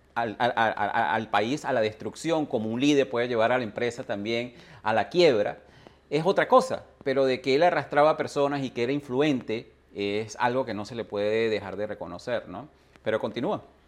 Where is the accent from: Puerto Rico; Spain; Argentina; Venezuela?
Venezuela; nací en Venezuela